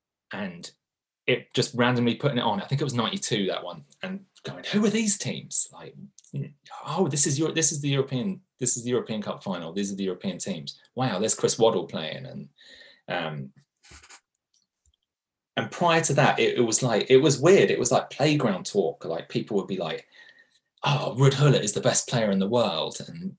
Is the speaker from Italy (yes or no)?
yes; Milan, Lombardy, Italy; they were almost a mythical team when I was growing up in Milan.